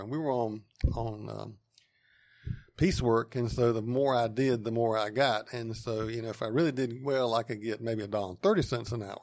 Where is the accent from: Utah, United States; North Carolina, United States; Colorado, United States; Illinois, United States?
North Carolina, United States; Wendell; I grew up on a farm a couple miles outside of town, and, uh, it's in eastern Wake County